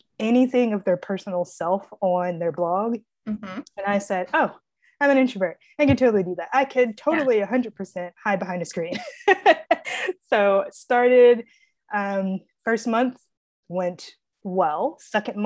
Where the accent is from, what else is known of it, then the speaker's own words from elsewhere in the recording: Springfield, Tennessee, United States; So I was born in Springfield, Tennessee.